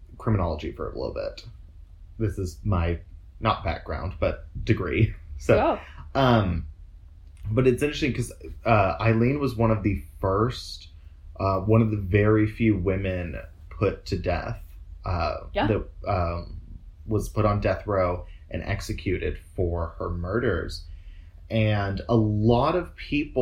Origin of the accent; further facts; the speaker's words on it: Oklahoma, United States; accent: South voice; also born or lived in Texas; we grew up in Oklahoma